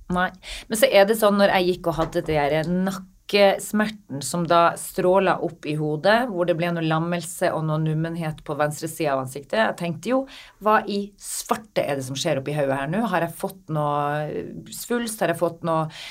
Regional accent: Northern Norway, Norway; Jeg er fra Nord-Norge

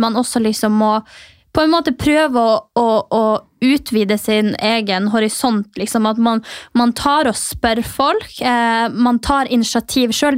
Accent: Mehamn, Finnmark, Norway; now in Oslo, Norway; Jeg er jo fra Finnmark

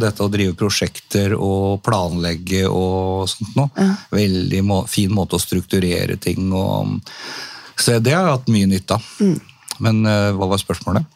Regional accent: Tønsberg, Vestfold, Norway; jeg er født og oppvokst i, i Tønsberg

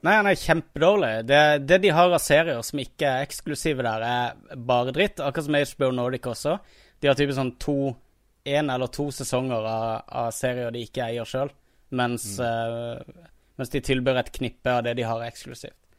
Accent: Kristiansand, Agder, Norway; accent: Kristiansand dialect; now in Oslo, Norway; når jeg var i Kristiansand nå, når jeg var hjemme

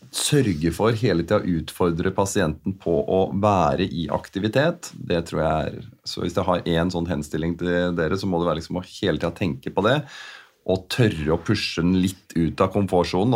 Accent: Asker, Akershus, Norway; jeg er oppvokst i Asker

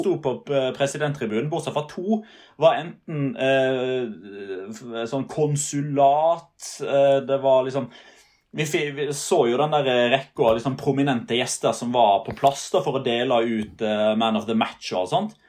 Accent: Norway; som nordmenn

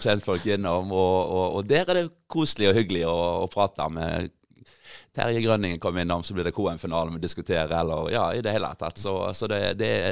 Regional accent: Grinde, Rogaland, Norway; jeg kom opprinnelig fra Grinde

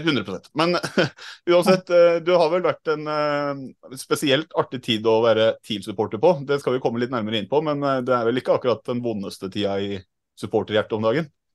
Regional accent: Trondheim, Trøndelag, Norway; Jeg kommer fra Trondheim

